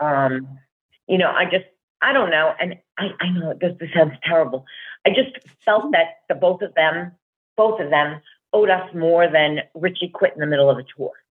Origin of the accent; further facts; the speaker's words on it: New Jersey, United States; also born or lived in Brooklyn, New York; I was born in Brooklyn, but I was raised in Jersey from the time I was two. Yeah. I'm a Jersey girl.